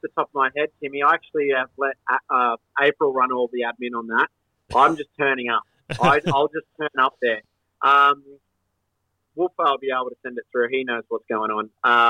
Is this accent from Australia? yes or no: yes; Cronulla, New South Wales, Australia; now in Central Coast, Australia; growing up in Cronulla